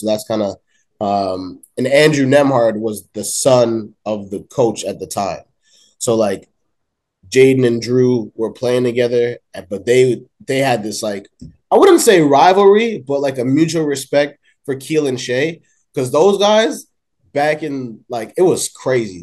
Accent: Woodbridge, Ontario, Canada; now in Toronto, Canada; I was in Toronto for like my first nine years, and I grew up in Woodbridge, like the 15 years to follow, and then I came back to Toronto like five years ago.

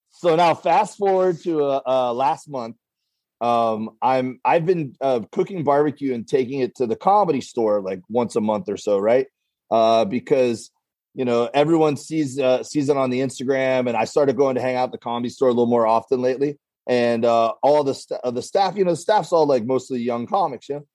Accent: Florida, United States; now in Los Angeles, United States; we're both from Florida originally

